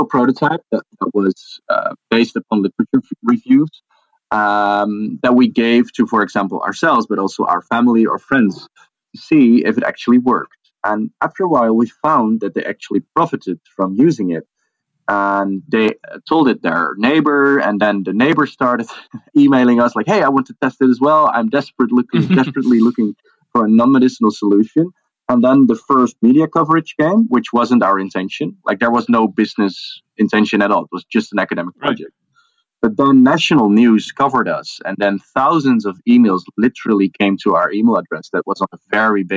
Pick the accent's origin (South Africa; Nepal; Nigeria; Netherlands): Netherlands; the middle of the Netherlands, central Netherlands; Grew up in the middle of the Netherlands